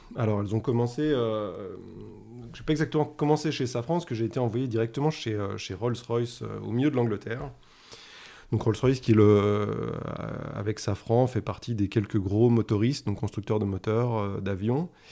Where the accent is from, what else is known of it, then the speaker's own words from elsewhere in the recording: the Alps, France; je viens des Alpes et tu as raison, on partage ça. Euh, je pense que ça a été une chance de grandir là-bas